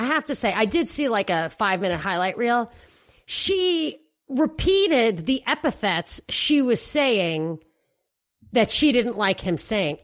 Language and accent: English; New York, United States; moved away; my hometown of New York